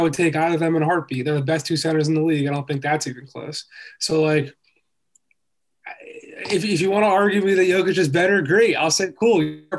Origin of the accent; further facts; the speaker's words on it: Philadelphia, Pennsylvania, United States; I am from Philly. I'm wearing Eagles hat right now. And I grew up a diehard Sixers fan for sure.